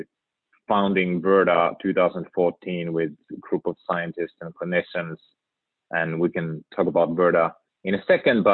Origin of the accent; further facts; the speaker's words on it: Finland; moved away as an adult; now in United States; born and raised in Finland